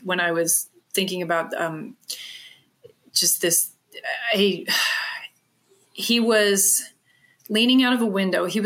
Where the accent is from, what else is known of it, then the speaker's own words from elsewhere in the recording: Bel Air, Maryland, United States; moved away; I grew up in Bel Air, Maryland